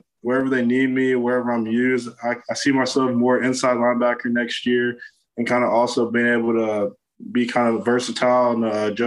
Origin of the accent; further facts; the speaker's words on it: Florida, United States; growing up in Florida